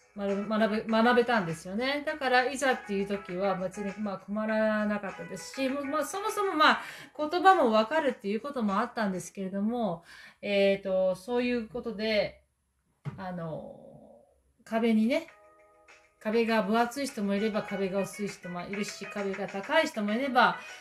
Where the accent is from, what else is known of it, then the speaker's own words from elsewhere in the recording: Japan; moved away as an adult; also born or lived in Auckland, New Zealand; now in New Zealand; 私はもう日本で生まれてこう日本人の両親に育てられた